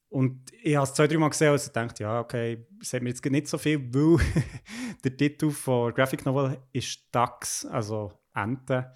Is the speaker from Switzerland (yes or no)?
yes; Bern, Switzerland; moved away; also born or lived in Basel; als Berner